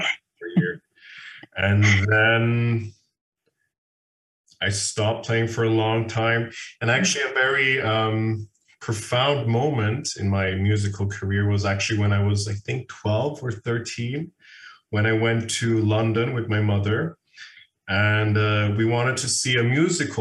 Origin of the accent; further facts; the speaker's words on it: Vienna, Austria; Born and raised in Vienna